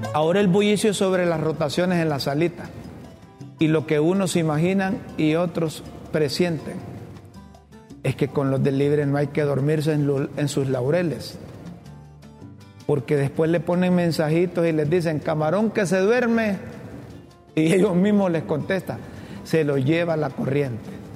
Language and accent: Spanish; Honduras; Yo soy hondureño